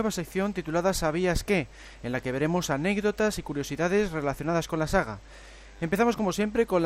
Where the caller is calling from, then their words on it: Mexico; de México.